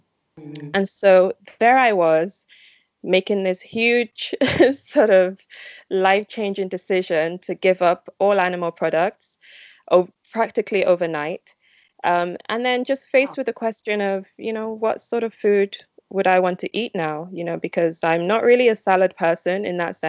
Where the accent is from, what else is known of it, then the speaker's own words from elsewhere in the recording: Nigeria; when I was a kid, growing up in Nigeria